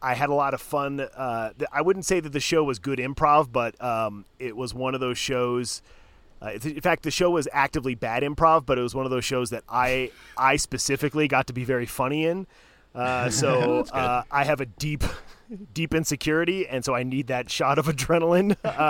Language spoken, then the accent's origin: English; Connecticut, United States; born or raised there